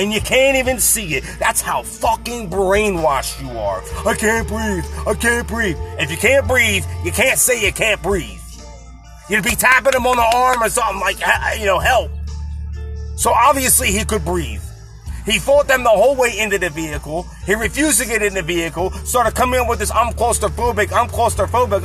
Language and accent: English; United States; I identify as an American, and I am an American, and I act like an American